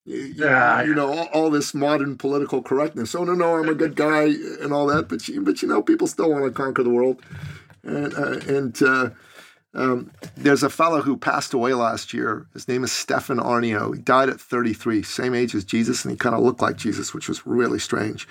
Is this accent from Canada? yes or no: no; Iran; moved away; I'm originally from Iran in the Middle East